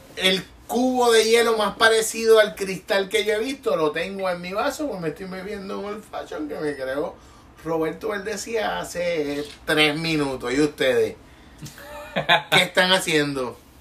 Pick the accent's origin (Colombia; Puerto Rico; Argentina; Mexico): Puerto Rico; como puertorriqueño